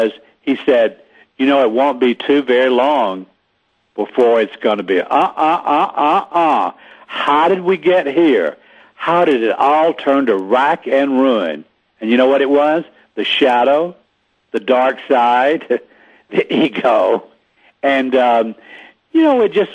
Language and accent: English; the South, United States; I'm from Magnolia Bushes down in the South.